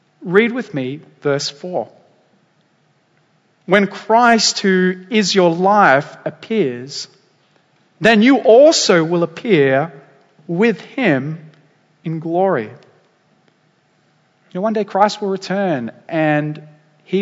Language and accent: English; Dapto, New South Wales, Australia; now in Waitara, Australia; the town I grew up in Dapto.